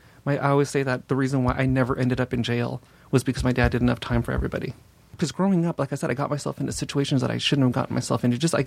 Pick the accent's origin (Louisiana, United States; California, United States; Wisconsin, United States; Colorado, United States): California, United States; Los Angeles; also born or lived in Simi Valley; I grew up in North Hollywood and then moved to Simi Valley.